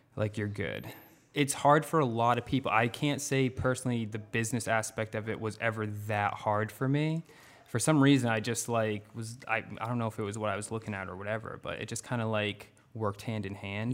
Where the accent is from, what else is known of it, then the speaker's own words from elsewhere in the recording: North Attleboro, Massachusetts, United States; I grew up in North Attleboro, which I still live in North Attleboro